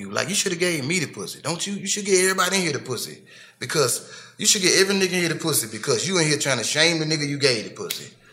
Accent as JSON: {"language": "English", "town": "Memphis", "region": "Tennessee", "country": "United States", "also_born_or_lived": "Cleveland, Mississippi", "said": "I'm from Memphis. I was born in Mississippi."}